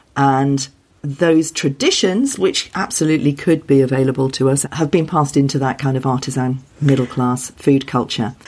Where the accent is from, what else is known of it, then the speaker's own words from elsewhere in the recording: Wales, United Kingdom; When I was growing up in Wales, that was when the language was being brought back